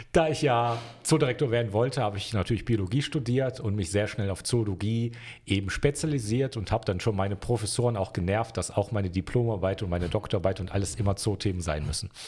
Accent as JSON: {"language": "German", "town": "Wuppertal", "region": "North Rhine-Westphalia", "country": "Germany", "tie": "born or raised there", "moved": "as an adult", "lives_now": "Innsbruck, Austria", "said": "geboren in Wuppertal, Deutschland"}